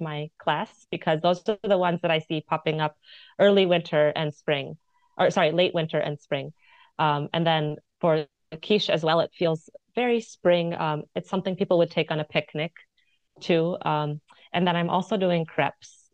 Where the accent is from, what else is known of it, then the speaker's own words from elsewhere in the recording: United States; moved away as an adult; also born or lived in India (mother's origin); now in Occitanie, France; as an American